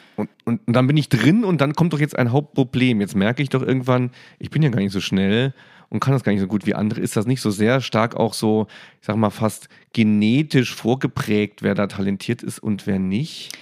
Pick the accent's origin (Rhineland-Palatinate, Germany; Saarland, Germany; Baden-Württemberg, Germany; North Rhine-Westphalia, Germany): Saarland, Germany; Ich bin im Saarland aufgewachsen